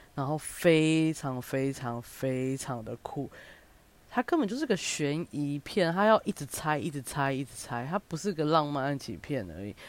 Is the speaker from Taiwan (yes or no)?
yes; Kaohsiung, Taiwan; moved away; also born or lived in Taipei; 其实身为一个高雄人，咸豆浆这种东西我真的是在台北我才知道